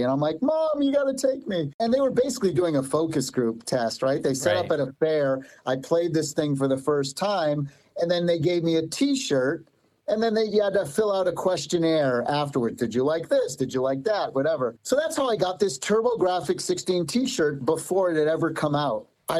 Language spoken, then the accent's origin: English; East Coast, United States; moved away as an adult; Yeah, I grew up on the East Coast, and I come from Italian background. All four of my grandparents came over from Italy in the early 1900s.